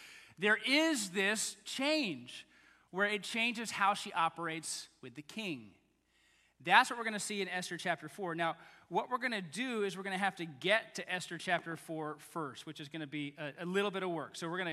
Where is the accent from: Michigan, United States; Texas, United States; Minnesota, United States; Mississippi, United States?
Texas, United States; moved away; also born or lived in Baton Rouge, Louisiana; I'm kind of from Texas